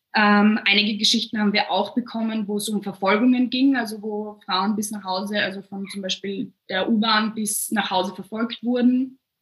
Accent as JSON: {"language": "German", "region": "Vienna", "country": "Austria", "said": "bei uns in Wien"}